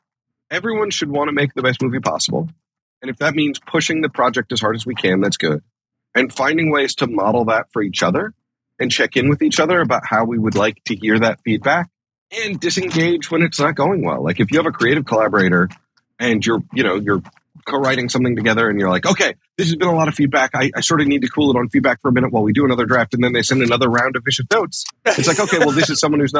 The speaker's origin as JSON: {"language": "English", "region": "Midwest", "country": "United States", "said": "I'm like from the Midwest"}